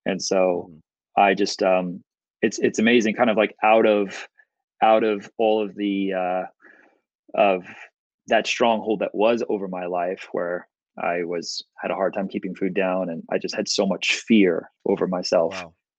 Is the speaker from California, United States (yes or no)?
no; West Orange, New Jersey, United States; Yep, West Orange, New Jersey, and then moved to not that it's going to matter to most people, but we moved to Bridgewater, and I've been living in Bridgewater ever since.